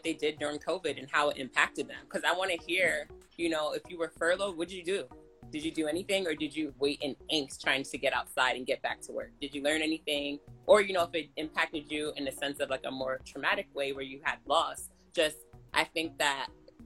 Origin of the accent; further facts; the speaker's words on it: Jamaica; I'm a Jamaican